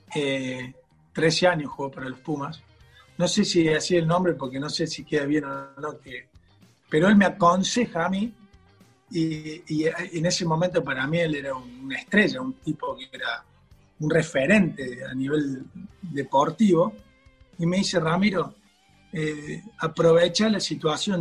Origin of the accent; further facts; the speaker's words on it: Argentina; somos todos argentinos, nacido acá